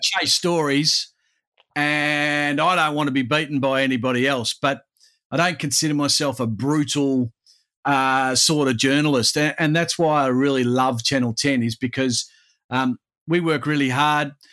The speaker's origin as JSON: {"language": "English", "town": "Perth", "region": "Western Australia", "country": "Australia", "tie": "born or raised there", "said": "my hometown of Perth"}